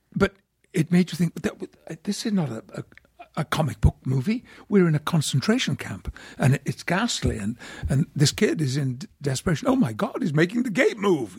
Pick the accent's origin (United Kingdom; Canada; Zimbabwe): United Kingdom; Yorkshire and the Humber; moved away; I'm a Yorkshireman